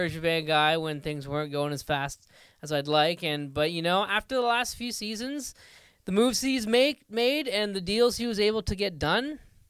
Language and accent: English; Ottawa, Ontario, Canada; Because I'm from Ottawa. So like when I first got into hockey, you know, we always go to the Senators games